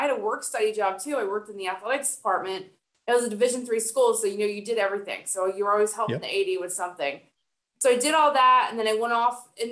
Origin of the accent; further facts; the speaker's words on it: New Jersey, United States; moved away as an adult; also born or lived in North Carolina; I grew up in New Jersey